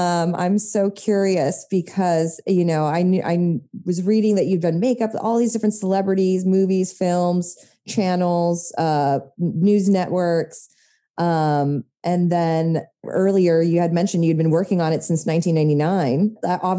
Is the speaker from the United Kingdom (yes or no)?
no; Japan; my dad's originally from the California Bay Area. And then my mother is from the Philippines, but then I grew up in Japan.